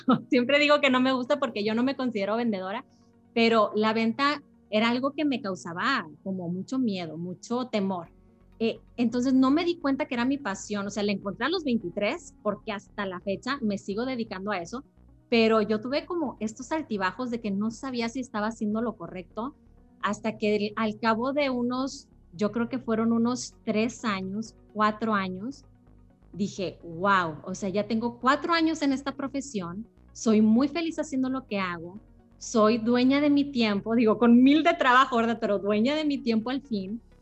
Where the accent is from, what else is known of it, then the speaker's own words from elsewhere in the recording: Monterrey, Nuevo León, Mexico; yo soy de Monterrey, soy de Monterrey, Nuevo León